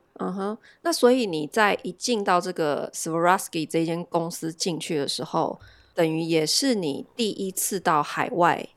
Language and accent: Chinese; Taiwan; 我们台湾人